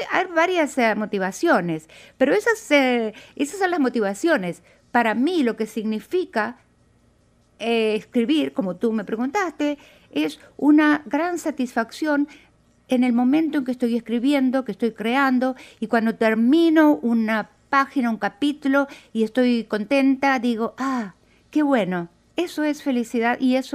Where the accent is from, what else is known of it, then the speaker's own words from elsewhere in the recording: Argentina; moved away as an adult; also born or lived in Brazil; Bueno, originariamente soy de Argentina, pero a la edad de 27 años, más o menos al comienzo de la dictadura militar en mi país, emigré para Brasil.